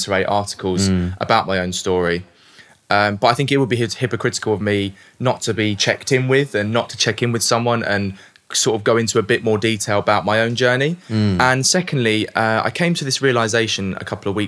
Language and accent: English; London, United Kingdom; also born or lived in South Woodford; I was born in Leytonstone, East London